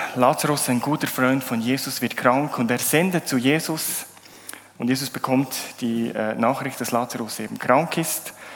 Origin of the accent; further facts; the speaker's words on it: Bernese Oberland, Switzerland; moved away as an adult; also born or lived in Zurich area; Ich komme aus dem Berner Oberland, bin vor acht Jahren hierher gezogen, habe eine schöne Zürcherin geheiratet